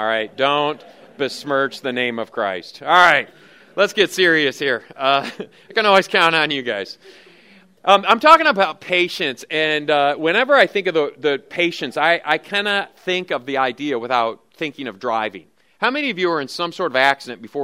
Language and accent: English; Lansing, Michigan, United States; now in Oklahoma, United States; I grew up in Lansing, Michigan